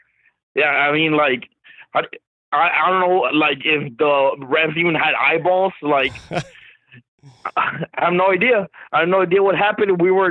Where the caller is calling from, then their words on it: Texas, United States; from Texas.